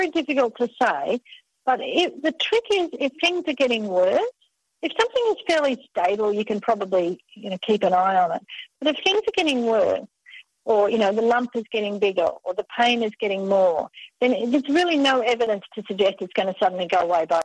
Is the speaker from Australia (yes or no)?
yes; Australia; accent: Australian; my Australian accent